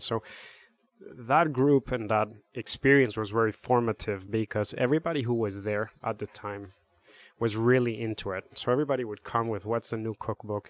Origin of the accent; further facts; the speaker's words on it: Bogotá, Bogotá Capital District, Colombia; now in Connecticut, United States; I'm from Bogota, Colombia.